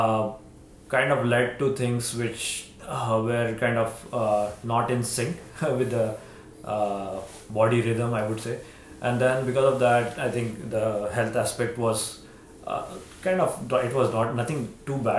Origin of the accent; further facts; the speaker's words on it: Mumbai, Maharashtra, India; moved away as an adult; now in Houston, United States; born and brought up in Mumbai and just moved to Houston like around 20 years ago